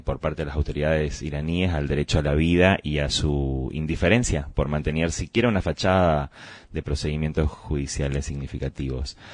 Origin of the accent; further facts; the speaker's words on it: Argentina; tenemos que repensar todos como argentinos